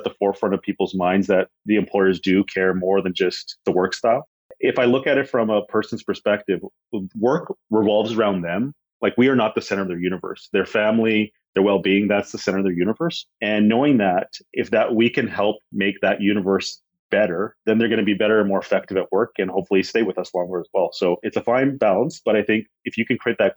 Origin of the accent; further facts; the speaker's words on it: Canada; also born or lived in India; I was born in India, actually. I moved when I was 5. So most of my life has been in Canada